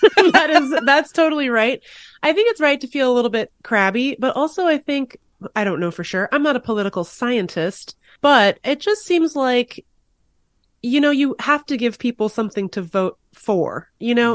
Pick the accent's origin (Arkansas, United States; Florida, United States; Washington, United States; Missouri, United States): Washington, United States; Seattle; moved away as an adult; now in Washington, D.C., United States; I moved from Seattle in two thousand ten, so it's been, you know, thirteen years for me, but I grew up there, obviously. And I think, uh, but I, and I live in D C now